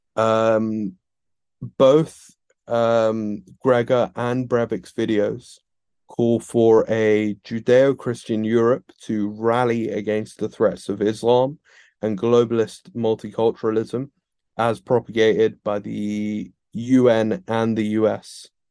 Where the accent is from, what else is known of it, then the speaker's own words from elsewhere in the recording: United Kingdom; I'm British